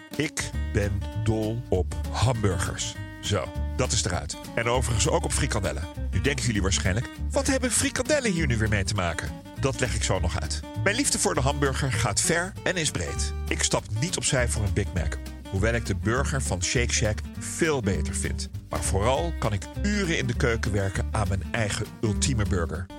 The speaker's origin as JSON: {"language": "Dutch", "country": "Netherlands", "said": "zijn wij Nederlanders"}